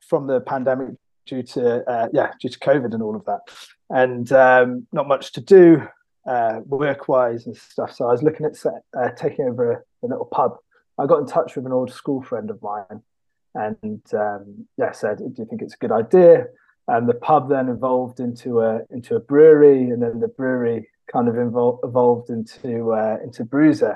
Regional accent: United Kingdom; I grew up kind of on the Welsh Shropshire borders, and there's a little pub in my village

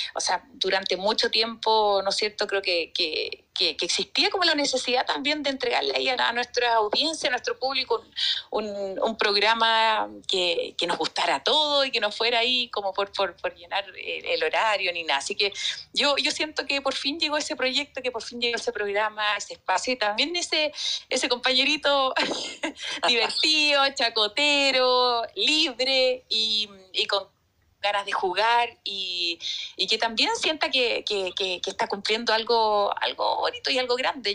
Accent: Chile; yo creo que soy muy, muy chilena, amo mi tierra.

